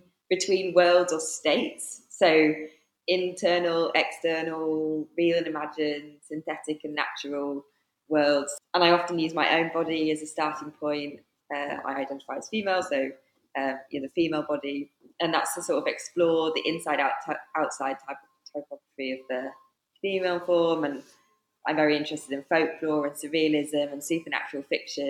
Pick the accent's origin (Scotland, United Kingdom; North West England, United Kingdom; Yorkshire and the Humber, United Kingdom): North West England, United Kingdom; Cumbria; now in Nottingham, United Kingdom; I'm originally from Cumbria, based in Nottingham at the moment